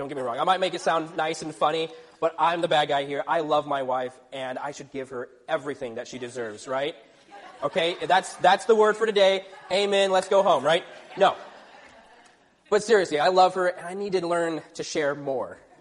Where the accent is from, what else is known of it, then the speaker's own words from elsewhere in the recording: Texas, United States; moved away; I grew up in Texas